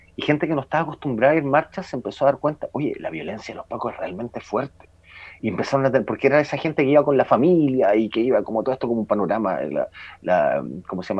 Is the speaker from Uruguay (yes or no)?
no; Chile; estudiantes normales, como somos todos los chilenos